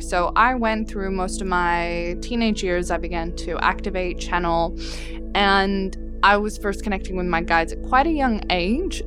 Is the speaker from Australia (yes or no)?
yes; Australia; also born or lived in Dubai / Europe / Czech Republic; I was born in Dubai, but you know, I've lived mostly in Australia, and yes, some parts of Europe, my my connection is to Australia